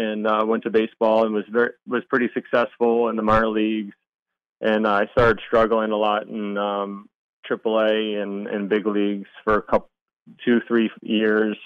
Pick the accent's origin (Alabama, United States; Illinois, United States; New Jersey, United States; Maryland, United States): Maryland, United States; I grew up in Maryland